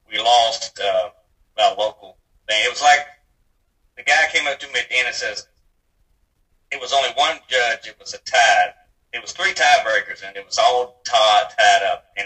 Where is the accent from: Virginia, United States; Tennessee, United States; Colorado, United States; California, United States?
Virginia, United States; raised in Virginia